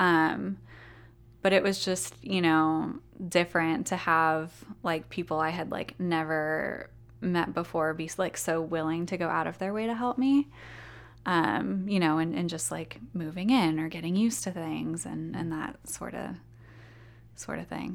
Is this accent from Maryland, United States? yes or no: no; Ventura County, Southern California, United States; moved away as an adult; now in Jackson, United States; I'm actually from Southern California. um, in Ventura County, which is a county that's a little bit north of Los Angeles